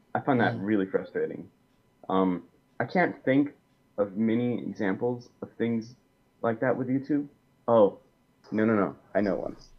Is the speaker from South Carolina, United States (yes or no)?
yes; Columbia, South Carolina, United States; I'm from Columbia, South Carolina